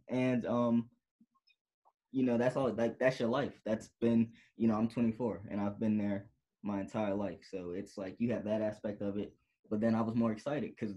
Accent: Illinois, United States; moved away as an adult; now in California, United States; I'm born and raised in Illinois

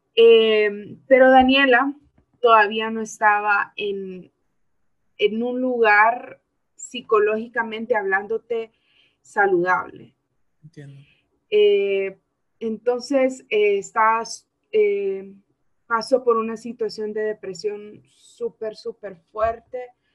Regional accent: Honduras; la educación que se nos está brindando aquí como jóvenes hondureños es muy mala

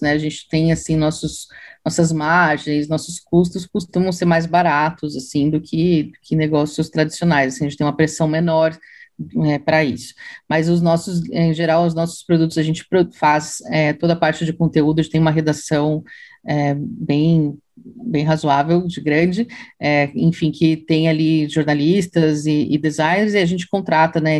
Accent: Santa Catarina, Brazil; Eu sou catarinense.

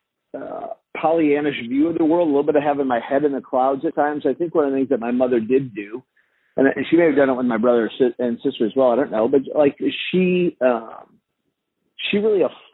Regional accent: St. Louis, Missouri, United States; I grew up in St. Louis

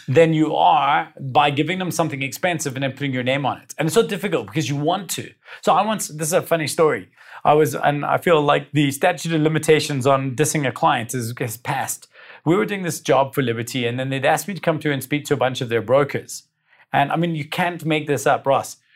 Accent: South Africa; being South African

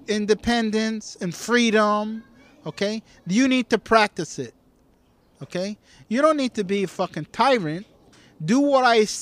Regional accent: United States; I am American.

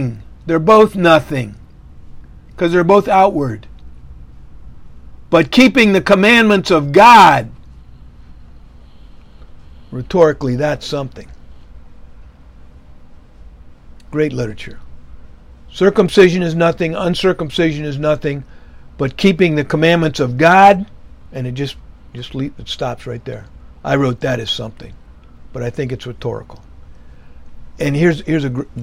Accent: United States; I was born in America in the 50s

